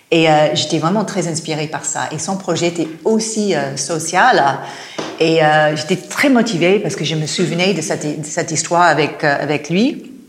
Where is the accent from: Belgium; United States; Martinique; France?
United States; French is a second language; Je suis américaine, hein, si vous entendez